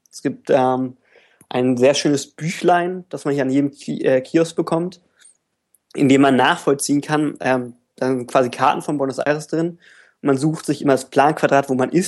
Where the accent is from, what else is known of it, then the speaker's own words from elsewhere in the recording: Berlin, Germany; ich ich, ich komme ursprünglich auch aus Berlin.